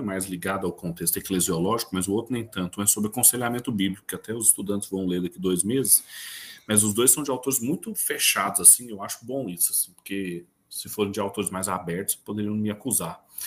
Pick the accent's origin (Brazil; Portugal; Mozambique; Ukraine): Brazil; now in Goiás, Brazil; nós somos brasileiros